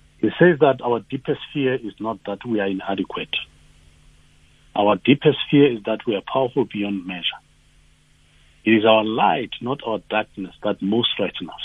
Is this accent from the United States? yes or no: no; Tembisa, Gauteng, South Africa; I was born in Tembisa